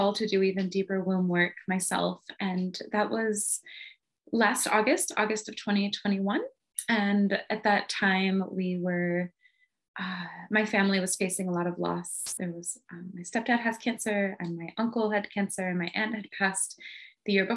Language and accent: English; the middle of Michigan, United States; moved away as an adult; also born or lived in Southern California; I ended up moving from Southern California to my hometown in the middle of Michigan